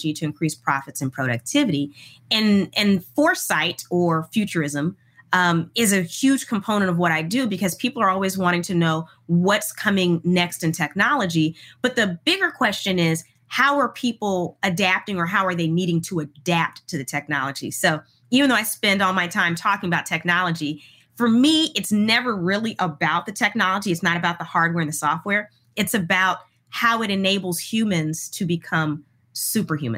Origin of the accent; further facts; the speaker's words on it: Houston, Texas, United States; I grew up in Houston, Texas